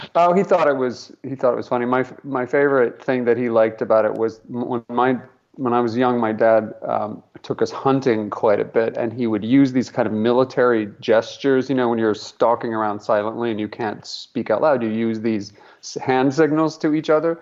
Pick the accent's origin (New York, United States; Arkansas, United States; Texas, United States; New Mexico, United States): New Mexico, United States; Albuquerque; we grew up in a in Albuquerque, New Mexico